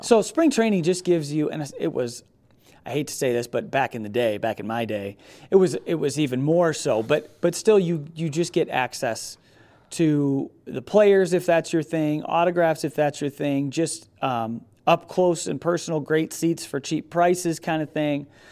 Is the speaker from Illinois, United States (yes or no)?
yes; Rockford, Illinois, United States; also born or lived in Beloit, Wisconsin; where I grew up in Rockford